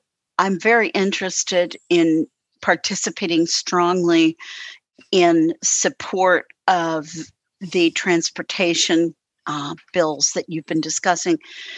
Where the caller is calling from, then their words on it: Louisville, Kentucky, United States; I'm in Louisville, Kentucky.